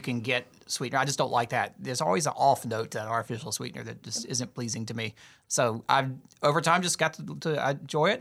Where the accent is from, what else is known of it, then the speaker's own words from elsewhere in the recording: the South, United States; growing up in the South, we, my mom usually ma-, made it sweet.